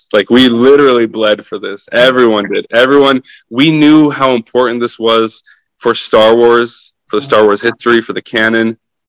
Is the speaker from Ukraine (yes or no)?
yes; Ukraine; first language Russian; English is a second language; I'm half Russian, half Ukrainian. Mm-hmm. So I was born in Ukraine and my dad is Ukrainian and my mom is Russian, though we lived in Ukraine, you know?